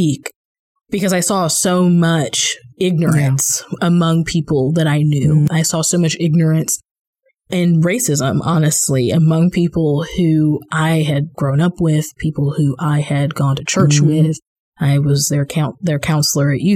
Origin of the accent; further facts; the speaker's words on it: Kansas City, Missouri, United States; moved away as an adult; also born or lived in Virginia; being a native Missourian, I lived in Virginia at the time, but I grew up in Missouri